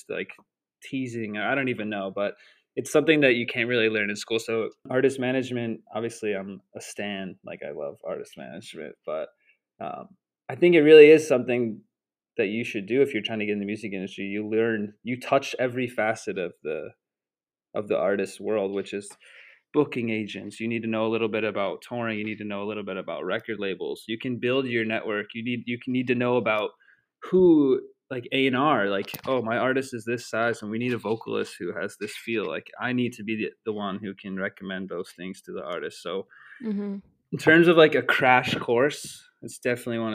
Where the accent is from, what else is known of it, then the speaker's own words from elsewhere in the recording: Chicago, Illinois, United States; moved away; also born or lived in Denver / Boston; I'm from Chicago